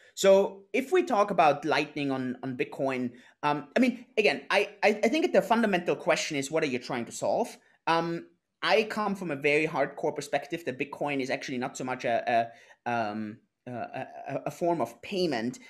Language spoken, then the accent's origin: English; Innsbruck, Tyrol, Austria; moved away; also born or lived in Lake Garda, Italy; I'm originally from Austria, uh, from Innsbruck, um, a little town in the mountains